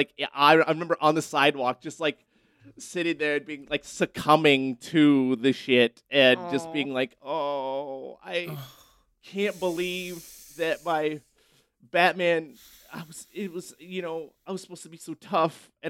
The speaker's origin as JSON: {"language": "English", "town": "Erie", "region": "Pennsylvania", "country": "United States", "tie": "born or raised there", "said": "I grew up in Erie, Pennsylvania, so it was always cold around Halloween, like very cold."}